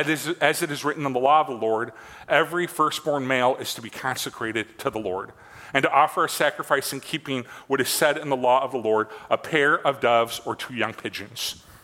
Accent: Midwest, United States; born and raised in the Midwest

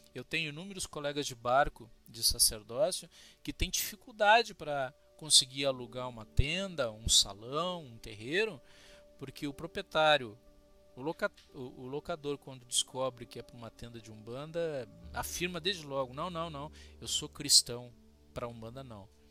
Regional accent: Cruz Alta, Rio Grande do Sul, Brazil; Sou de Cruz Alta, sou gaúcho

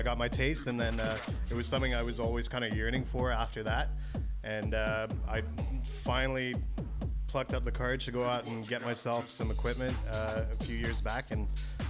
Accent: Dubai, United Arab Emirates; now in Mississauga, Canada; I grew up in Dubai

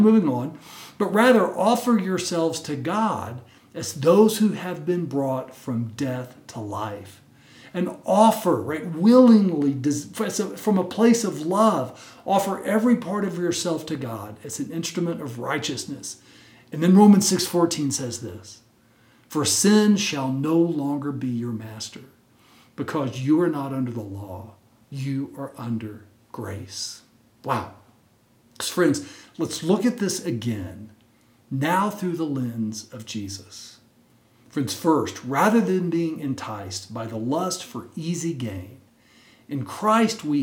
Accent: Texas, United States; When I was a little kid growing up in Texas

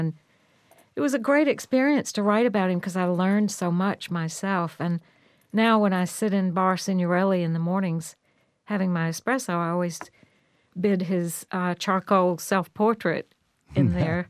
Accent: the South, United States; now in San Francisco, United States; Well, I'm from the South and grew up with an almost identical kind of sense of community. But as a grown-up, I've lived in San Francisco

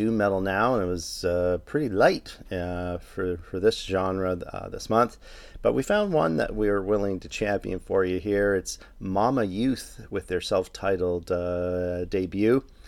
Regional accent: Toronto, Ontario, Canada; my hometown of Toronto

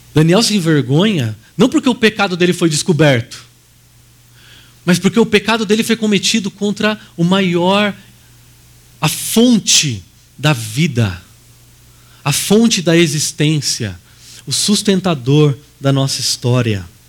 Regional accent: Brazil; nós brasileiros

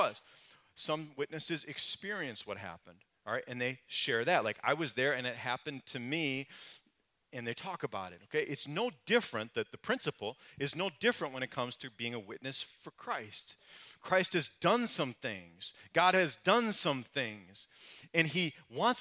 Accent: Muskego, Wisconsin, United States; I grew up in Muskego.

